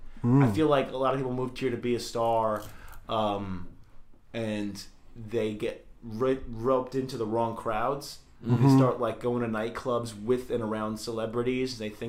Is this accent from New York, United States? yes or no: yes; New York, United States; moved away as an adult; now in Los Angeles, United States; where I grew up in New York